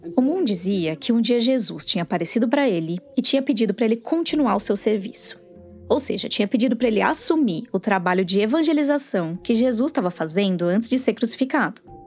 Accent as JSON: {"language": "Portuguese", "town": "Sorocaba", "region": "São Paulo", "country": "Brazil", "said": "Eu sou de Sorocaba"}